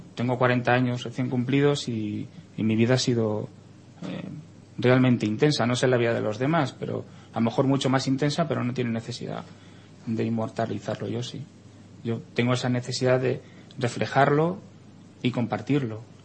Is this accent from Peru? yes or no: no; Spain; como español